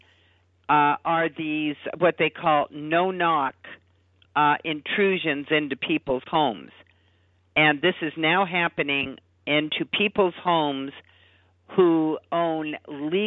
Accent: Los Angeles, California, United States; I lived in L.A. at the time. I mean, I grew up in Los Angeles, Southern California

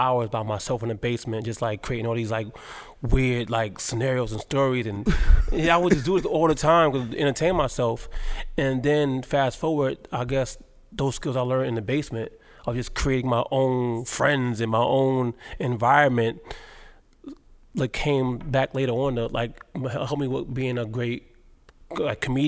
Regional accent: New York City, New York, United States; also born or lived in Baltimore, Maryland; now in Paterson, United States; I was 9 years old, and I moved from Baltimore to Harlem

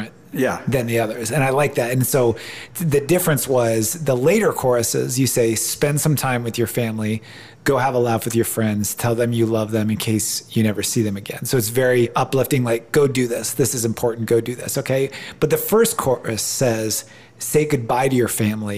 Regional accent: Ohio, United States; moved away; I'm from Ohio, and I love living out here, but I'm far from my family

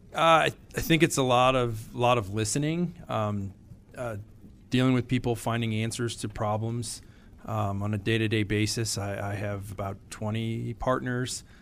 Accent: Wolcott, Connecticut, United States; I grew up in Woolkett, Connecticut.

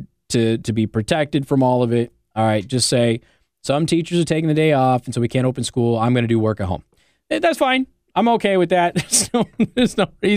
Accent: Nevada, United States; now in Indiana, United States; I come from Nevada

